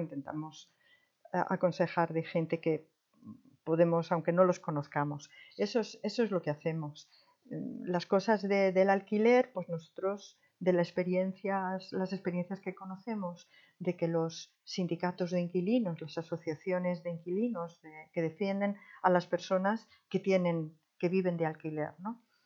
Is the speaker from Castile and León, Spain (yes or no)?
no; Madrid, Community of Madrid, Spain; moved away as an adult; also born or lived in Netherlands; now in Berlin, Germany; soy española de Madrid, vivo en Alemania desde hace 30 años